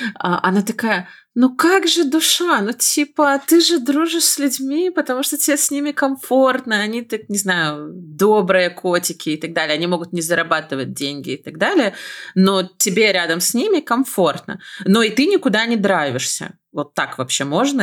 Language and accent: Russian; Belarus; я из Беларуси